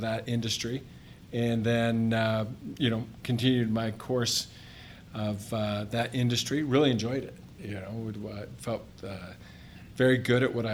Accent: Utah, United States; moved away as an adult; also born or lived in Montana; I'm actually from Utah. High school, grade school, parochial school.

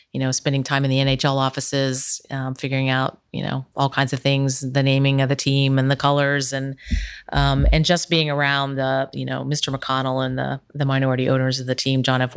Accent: Ironton, Ohio, United States; now in Columbus, United States; I grew up in Ironton

